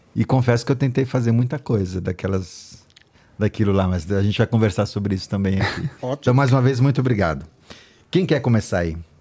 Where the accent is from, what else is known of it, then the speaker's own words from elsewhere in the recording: Northeast Brazil, Brazil; eu, nordestino